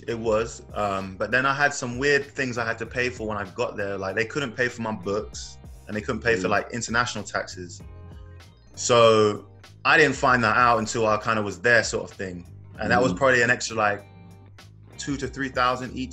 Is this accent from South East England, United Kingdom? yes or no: yes; Milton Keynes, South East England, United Kingdom; moved away as an adult; also born or lived in South Dakota; From Milton Keynes, England